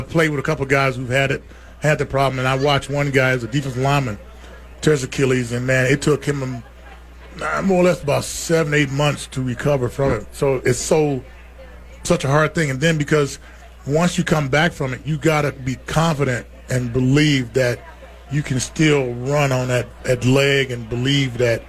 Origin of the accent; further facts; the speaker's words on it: Texas, United States; I'm from Texas, of course. I got chaps. I got boots. I got cowboy hats.